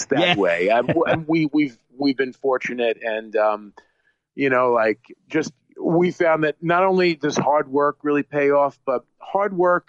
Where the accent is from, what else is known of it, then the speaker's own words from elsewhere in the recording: New York, United States; I'm a New Yorker